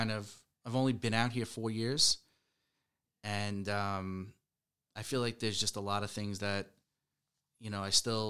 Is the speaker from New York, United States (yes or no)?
yes; New York, United States; I come from New York.